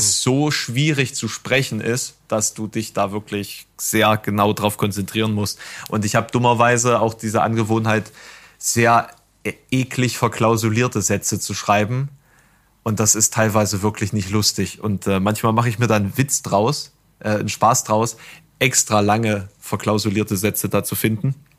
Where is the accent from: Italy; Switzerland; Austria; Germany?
Germany; East Germany; als Ossi einen Text einzulesen, ist schon mal generell schwierig, ne? Wenn du so, wenn du schon einen gewissen Regulekt hast